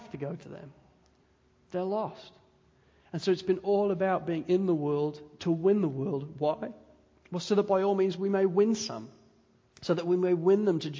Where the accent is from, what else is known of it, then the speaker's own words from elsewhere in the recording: England, United Kingdom; moved away; also born or lived in Wales; I'm English